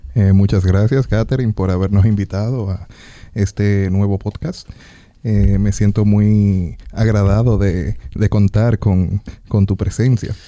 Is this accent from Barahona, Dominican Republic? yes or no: no; Santiago Rodríguez, Dominican Republic; yo soy de Santiago Rodríguez